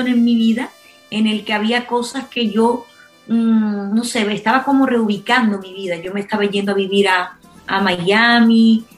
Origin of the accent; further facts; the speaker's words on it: Spain; Soy la cantante española